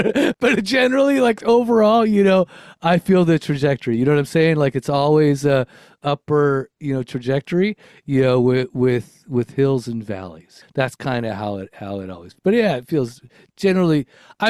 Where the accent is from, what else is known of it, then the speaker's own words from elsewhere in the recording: California, United States; born there; So I was born in Los Angeles County in Southern California. I am 52 years old currently. So that means I was raised in the 70s, 80s, and 90s